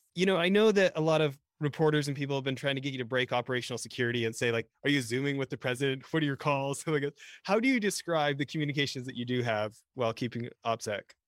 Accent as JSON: {"language": "English", "town": "Edmonton", "region": "Alberta", "country": "Canada", "tie": "born or raised there", "moved": "yes", "lives_now": "United States", "said": "I grew up in near Edmonton, Alberta, Canada"}